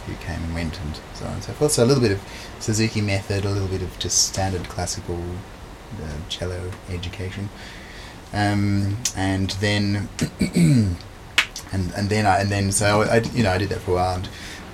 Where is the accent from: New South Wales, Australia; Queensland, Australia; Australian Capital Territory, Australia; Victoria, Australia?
New South Wales, Australia; Bathurst; I grew up in a fairly regional part of New South Wales